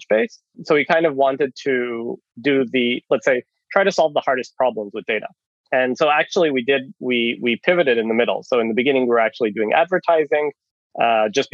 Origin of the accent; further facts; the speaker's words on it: Israel; moved away as an adult; also born or lived in Canada; now in Finland; I'm Canadian originally. I was born in Canada, moved to Israel when I was 10, grew up in Israel, did the army